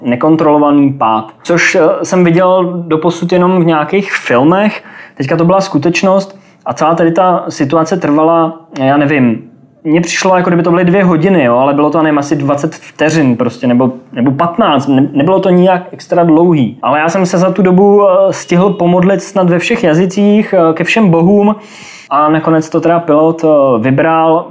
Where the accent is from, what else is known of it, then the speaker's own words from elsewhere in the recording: Czechia; Jsem hrdý na to, odkud pocházím a rozhodně se nestydím za ty obyvatele České republiky